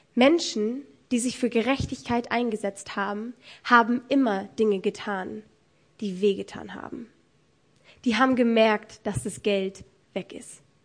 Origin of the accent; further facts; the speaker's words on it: Germany; Bei uns in Deutschland